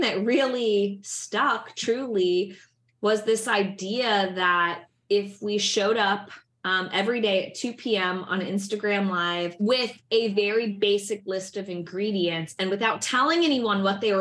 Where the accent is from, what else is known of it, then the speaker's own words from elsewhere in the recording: Midwest, United States; now in New York, United States; I grew up in the Midwest and in the suburbs.